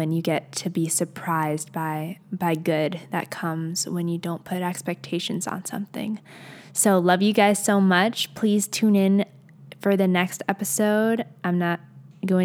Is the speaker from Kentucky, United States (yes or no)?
no; Arizona, United States; I'm an Arizonian